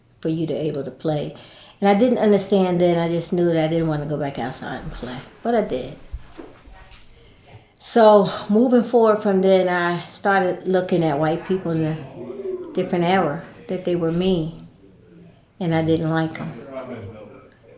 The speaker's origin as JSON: {"language": "English", "town": "East Orange", "region": "New Jersey", "country": "United States", "tie": "born or raised there", "moved": "yes", "lives_now": "Durham, United States", "said": "I was born and raised in East Orange, New Jersey"}